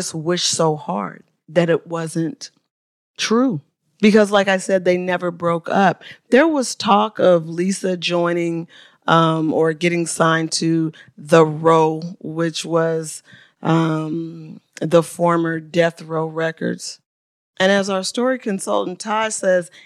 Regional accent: Oakland, California, United States; my hometown of Oakland, California

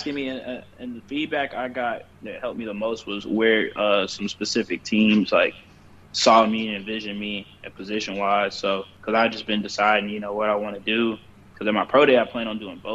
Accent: Charlotte, North Carolina, United States; when I was growing up in Charlotte as a kid

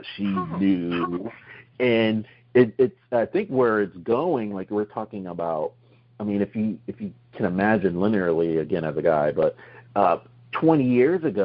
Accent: New Jersey, United States; moved away; we're all originally from New Jersey

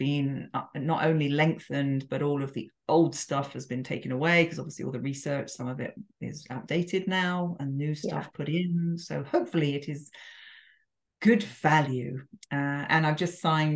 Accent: England, United Kingdom; moved away as an adult; now in France; I'm English

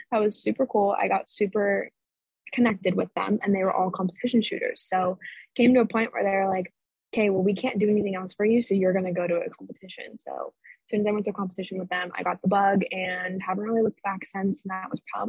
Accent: Orange, California, United States; moved away as an adult; now in Arizona, United States; I was born and raised in Orange, California, and I recently moved to Arizona by myself.

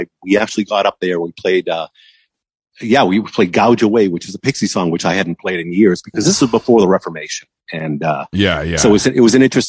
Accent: Massachusetts, United States; also born or lived in Los Angeles, California; now in Santa Ynez Valley, United States; Like I grew up in Massachusetts

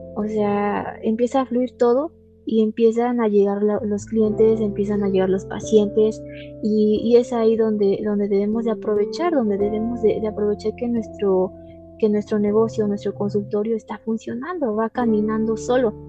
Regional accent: Ixmiquilpan, Hidalgo, Mexico; soy originaria de Ixmiquilpan, Hidalgo

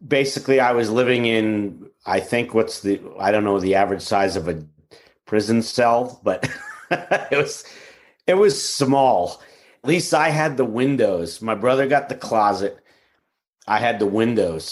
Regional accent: New York City, New York, United States; as a kid growing up in Queens

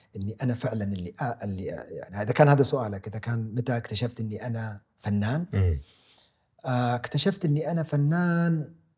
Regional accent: Saudi Arabia; ولدت اني سعودي اولا ومن هالعائله

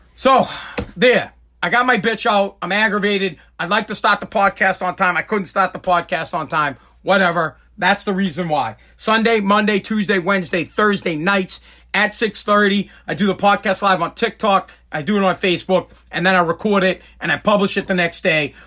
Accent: Woburn, Massachusetts, United States; I'm from New England. I'm from Boston. Well, I'm from Woburn

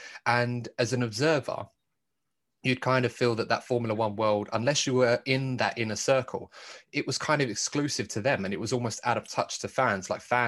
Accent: United Kingdom; what will we have to look forward to as British fans of the sport

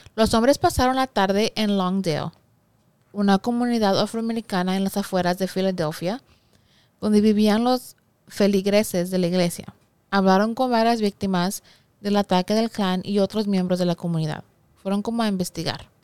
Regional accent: Mexico; soy mexicana

